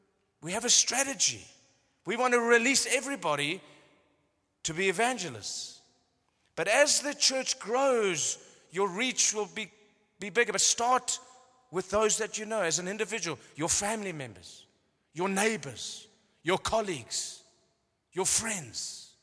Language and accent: English; Cape Town, Western Cape, South Africa; born there; I've just come from Cape Town. It's like, I was born in Cape Town.